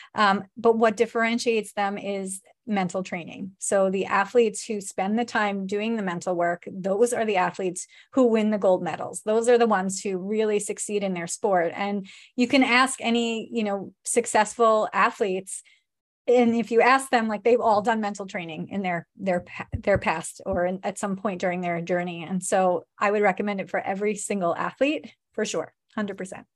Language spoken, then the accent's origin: English; New York, United States; we're from New York.